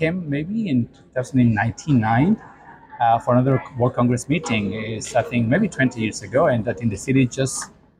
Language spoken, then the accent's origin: English; Mexico; I come from Mexico